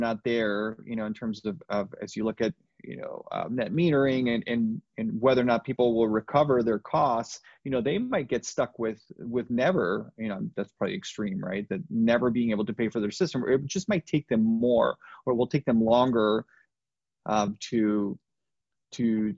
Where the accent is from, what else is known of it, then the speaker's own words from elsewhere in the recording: Nogales, Arizona, United States; I'm from Nogales